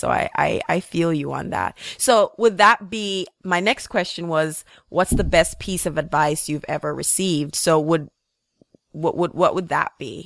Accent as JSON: {"language": "English", "country": "Jamaica", "tie": "born or raised there", "moved": "yes", "said": "growing up in Jamaica"}